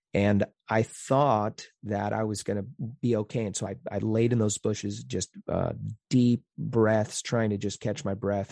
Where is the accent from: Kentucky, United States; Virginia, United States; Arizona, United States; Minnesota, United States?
Arizona, United States; Phoenix; moved away; I grew up in North Phoenix